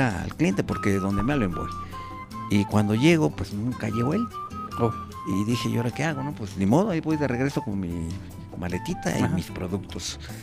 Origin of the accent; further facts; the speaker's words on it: Mexico; yo también